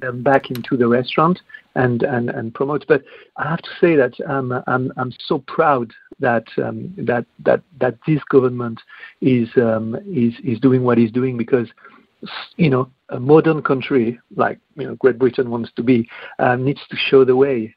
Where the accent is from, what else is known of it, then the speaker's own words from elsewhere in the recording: France; now in United Kingdom; although I'm French, I'm also British